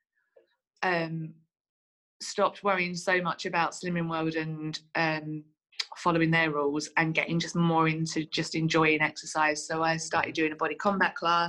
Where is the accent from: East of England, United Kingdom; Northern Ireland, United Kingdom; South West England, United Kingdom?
East of England, United Kingdom; Essex; now in Manchester, United Kingdom; I'm originally from Essex, but I live in Manchester. I've lived in Manchester for about